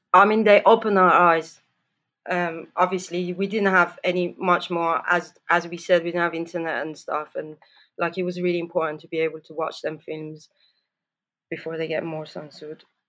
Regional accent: Tehran, Tehran Province, Iran; I grew up in Tehran

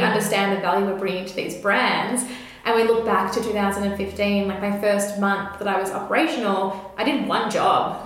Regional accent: Melbourne, Victoria, Australia; I grew up in Camberwell here in Melbourne, which is like a very leafy green suburb

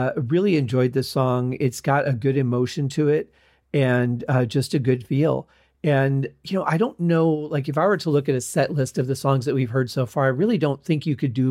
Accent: Michigan, United States; moved away; also born or lived in the desert; growing up in Michigan, we had lots of clouds and things that you could look at. As opposed to now living in the desert

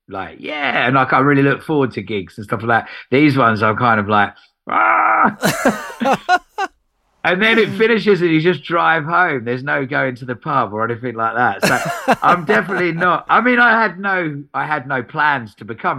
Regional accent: Essex, East of England, United Kingdom; moved away as an adult; also born or lived in Epping; now in London, United Kingdom; I'm from Essex

